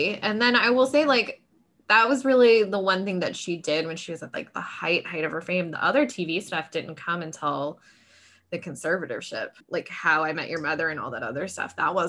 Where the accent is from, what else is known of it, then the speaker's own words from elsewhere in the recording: the South, United States; I'm from the South.